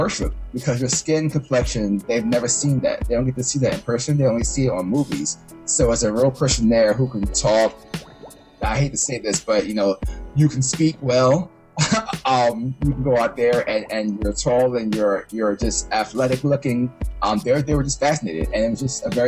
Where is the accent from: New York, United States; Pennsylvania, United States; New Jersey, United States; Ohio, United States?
Pennsylvania, United States; Philadelphia; moved away as an adult; also born or lived in Miami; I spent all my 18 years in Philadelphia, different parts of it, you know, in Darby and South Philly